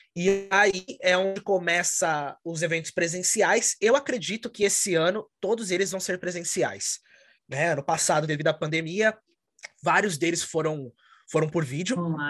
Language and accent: Portuguese; São Paulo, Brazil; moved away as an adult; now in Connecticut, United States; Eu sou de São Paulo, no Brasil, mas atualmente moro em Connecticut, nos Estados Unidos, já há dois anos.